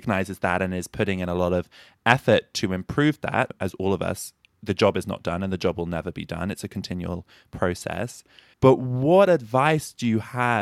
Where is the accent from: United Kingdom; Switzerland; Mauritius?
United Kingdom; now in United States; being a Brit